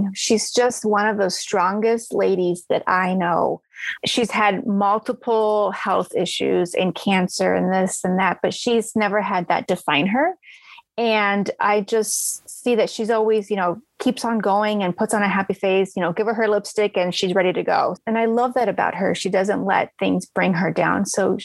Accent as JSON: {"language": "English", "region": "Arizona", "country": "United States", "tie": "born or raised there", "said": "I grew up in Arizona"}